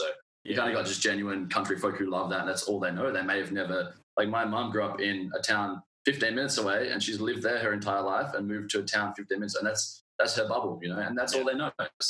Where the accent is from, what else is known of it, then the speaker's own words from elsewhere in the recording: Manjimup, Western Australia, Australia; now in Perth, Australia; I grew up in Manjimup in Western Australia, so it's about 3.5 hours down south of Perth, small country town, like population of 5,000.